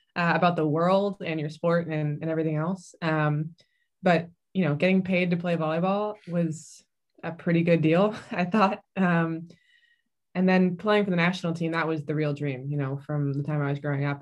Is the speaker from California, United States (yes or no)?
yes; San Diego, California, United States; I grew up in, mostly in San Diego, California.